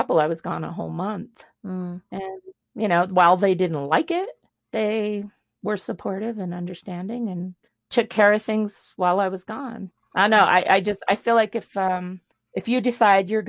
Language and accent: English; Denver, Colorado, United States; I grew up in Denver